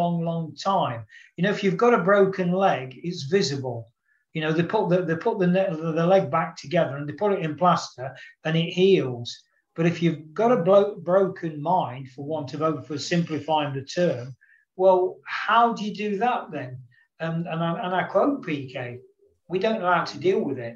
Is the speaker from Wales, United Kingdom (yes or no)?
no; Nottingham, East Midlands, United Kingdom; born or raised there